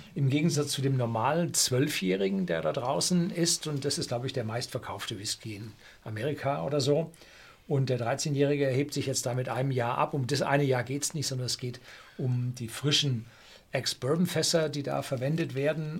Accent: Germany; Bei uns in Deutschland

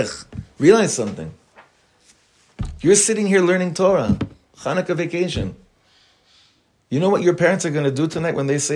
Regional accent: Los Angeles, California, United States; now in Israel; I grew up on Highland Avenue in Los Angeles

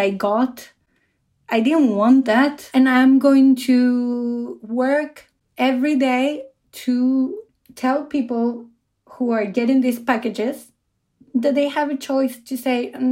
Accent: Argentina; now in Oslo, Norway; I come from Argentina, and I live in Oslo in Norway

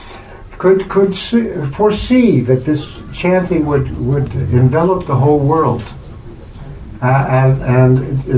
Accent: United States; I'm an American

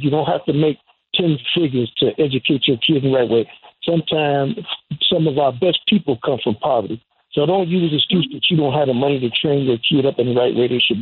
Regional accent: Chicago, Illinois, United States; I'm from Chicago

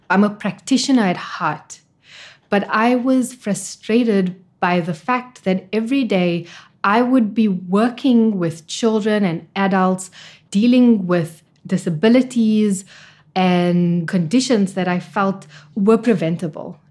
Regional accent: Actonville, Gauteng, South Africa; I was born in the East Rand in Johannesburg, a little town called Actonville

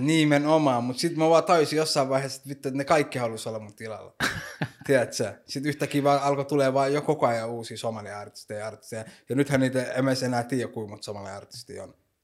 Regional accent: Helsinki, Uusimaa, Finland; mä oon syntynyt Suomessa ja kasvanut täällä

